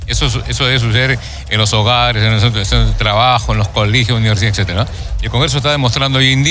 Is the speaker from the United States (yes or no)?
no; Peru; una responsabilidad que nos atañe incluso como peruanos